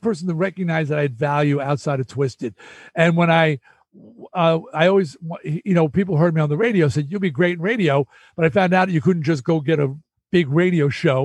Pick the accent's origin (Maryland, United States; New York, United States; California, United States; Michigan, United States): New York, United States; Long Island; I was from Long Island